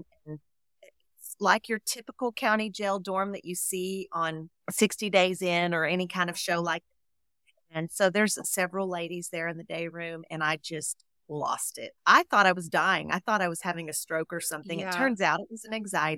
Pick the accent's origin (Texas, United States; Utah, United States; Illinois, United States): Texas, United States; also born or lived in Colorado; I am a Texan. I was actually born in Colorado, but my mom moved me here when I was 2, so I have Texas deep in my root for sure.